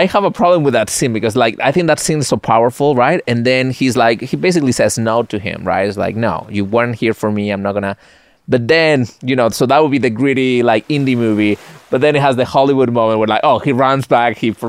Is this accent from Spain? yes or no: yes; northwest Spain, Spain; English is a second language; now in United States; You should go to my hometown. It's like in the northwest. It's a small town.